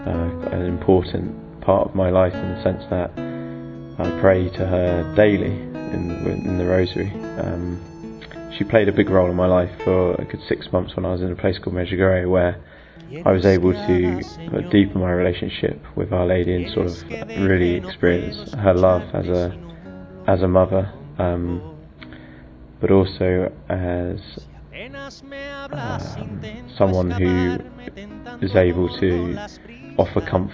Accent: Christchurch, South West England, United Kingdom; I'm 24 and I come from Christchurch

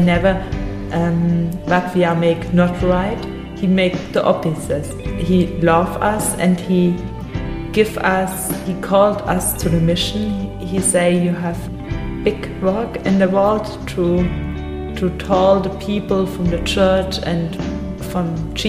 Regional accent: Germany; English is a second language; from Germany. I'm 22 years old.

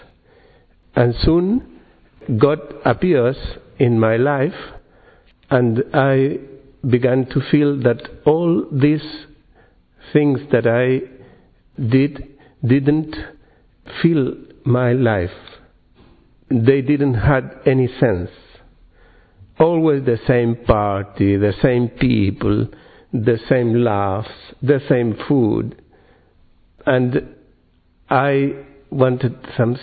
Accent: Santiago, Santiago Metropolitan Region, Chile; English is a second language; I'm from Chile, yeah. From Santiago in Chile.

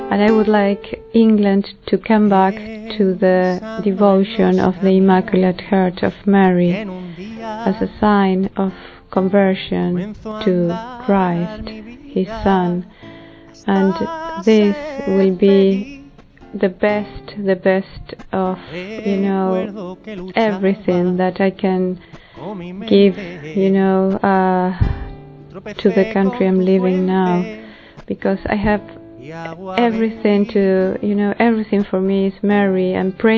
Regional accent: Argentina; soy de Argentina

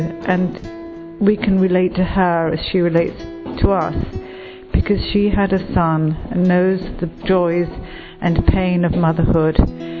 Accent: London, United Kingdom; now in United States; I live in America, but I'm from London.

